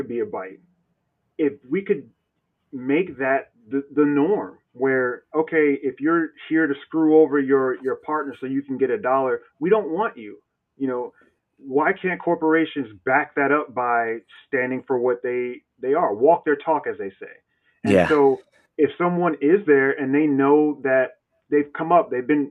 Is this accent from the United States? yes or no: yes; North Carolina, United States; also born or lived in New Jersey; now in Seattle, United States; I live in Seattle, but I'm from North Carolina, and North Carolina and Jersey. You may hear a hint of an accent